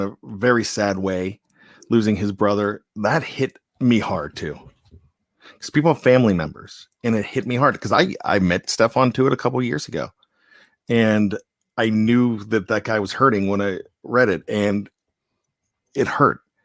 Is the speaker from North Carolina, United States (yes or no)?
no; Johnstown, Pennsylvania, United States; born and raised in Johnston, went to college